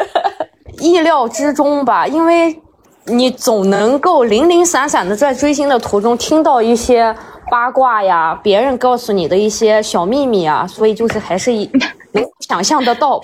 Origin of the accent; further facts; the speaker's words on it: a city in the Northwest, Northwest China, China; moved away; 是在西北某个城市嘛，王俊凯不是最新的那个电影就在我们那儿拍